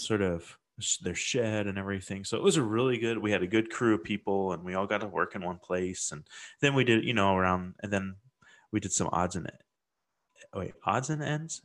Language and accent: English; Midwest, United States; growing up in the Midwest